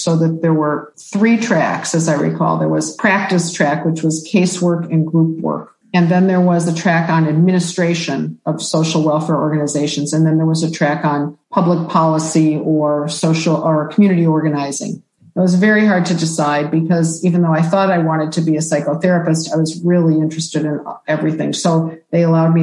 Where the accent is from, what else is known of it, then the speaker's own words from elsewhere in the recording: Detroit, Michigan, United States; I grew up in Detroit, And I lived there